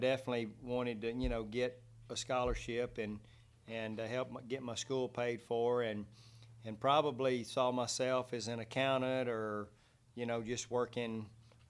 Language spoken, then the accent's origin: English; Mart, Texas, United States; now in Brownwood, United States; just slightly east, a little small community, Mart, Texas, which no one knows of unless you followed high school football